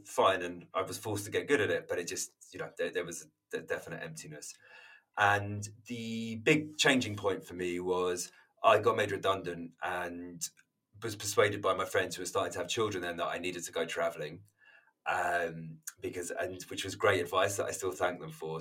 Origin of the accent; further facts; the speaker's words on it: London, United Kingdom; moved away as an adult; now in Margate, United Kingdom; I'm London born and bred